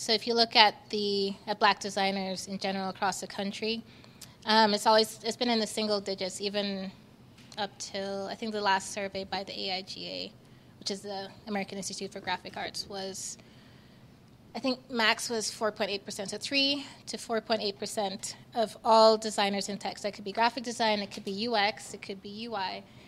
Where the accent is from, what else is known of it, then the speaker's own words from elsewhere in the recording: Jamaica; now in Utah, United States; in my time here in Utah, but I'm from Jamaica.